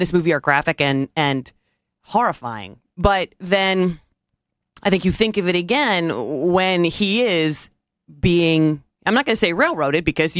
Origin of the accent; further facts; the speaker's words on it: Tiffin, Ohio, United States; I'm from Tiffin, Ohio. He's our sheriff. He was my sheriff growing up, Dale Griffiths.